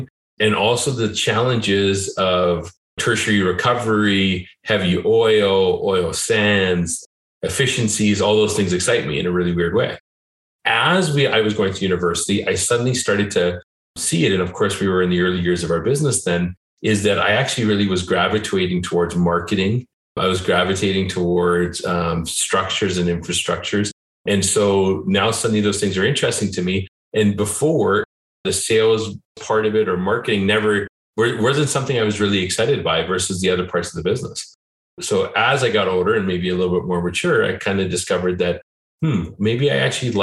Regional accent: Calgary, Alberta, Canada; I'm born and raised in Calgary

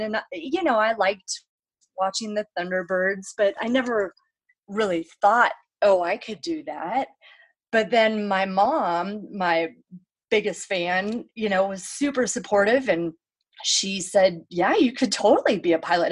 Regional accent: Salt Lake City, Utah, United States; I grew up uh, in Salt Lake City, Utah, as an only child and a non Mormon.

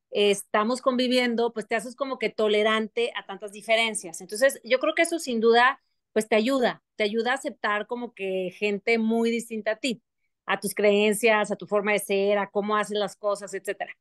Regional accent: Monterrey, Nuevo León, Mexico; moved away as an adult; also born or lived in Paris; fueron seis años que viví fuera no es el común denominador de una regia, de familia

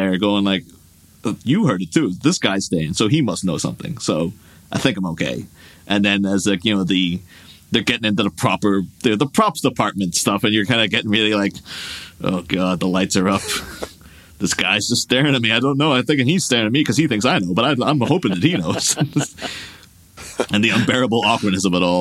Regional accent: Ireland; my hometown in Ireland

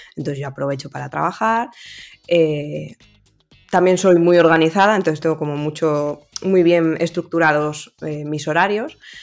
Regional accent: Valladolid, Castile and León, Spain; yo soy pucelana de corazón y nacimiento

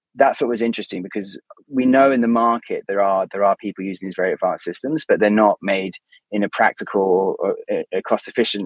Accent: United Kingdom; obviously we're both British

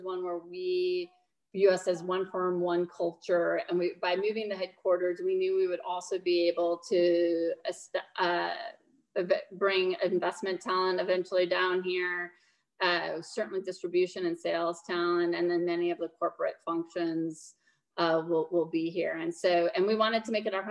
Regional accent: Minnesota, United States; now in Nashville, United States; I'm from Minnesota originally

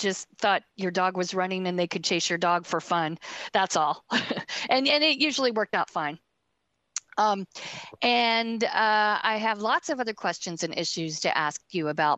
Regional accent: San Francisco, California, United States; the book is my hometown

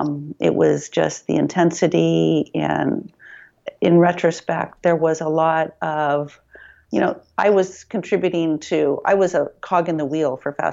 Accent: Midwest, United States; moved away as an adult; now in San Francisco, United States; I grew up in the Midwest.

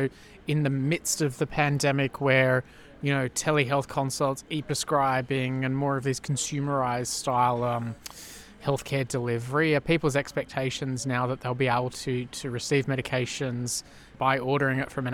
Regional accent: Sydney, New South Wales, Australia; I'm from Southwest Sydney as well

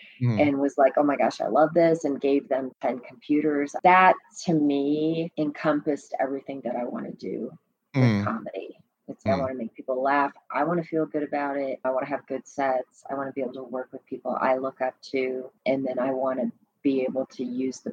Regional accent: New York, United States; moved away; I was back in my hometown.

